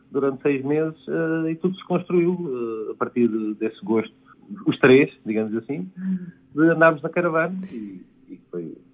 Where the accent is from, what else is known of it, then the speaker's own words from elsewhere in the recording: Guinea-Bissau; Eu vim da Guiné-Bissau.